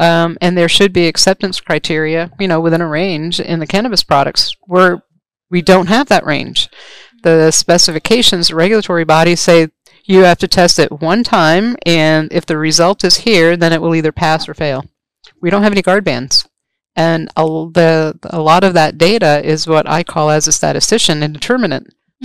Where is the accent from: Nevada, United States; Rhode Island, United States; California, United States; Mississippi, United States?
Rhode Island, United States; moved away; also born or lived in Maryland; I'm from New England. I'm actually um, from Rhode Island, of all places